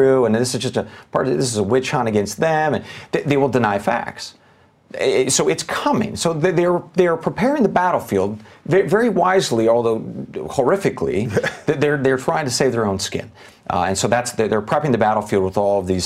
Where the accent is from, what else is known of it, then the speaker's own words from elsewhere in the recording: United States; as an American